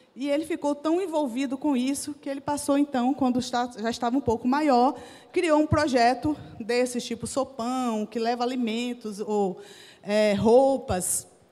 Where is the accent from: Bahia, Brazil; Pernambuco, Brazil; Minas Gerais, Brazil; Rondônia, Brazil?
Bahia, Brazil; Jequié; moved away; also born or lived in Recife; lá na Bahia, lá na minha cidade, Jequié